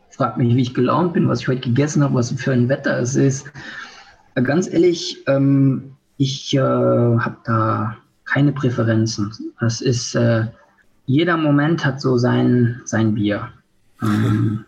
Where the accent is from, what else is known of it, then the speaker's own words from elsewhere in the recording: Luxembourg; also born or lived in England / Germany; Ich bin hier geboren, äh, trage aber doppelte Staatsbürgerschaft, also deutsche